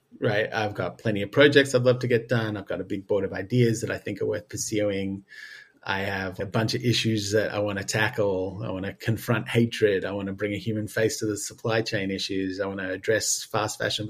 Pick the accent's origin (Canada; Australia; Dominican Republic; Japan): Australia; I'm Australian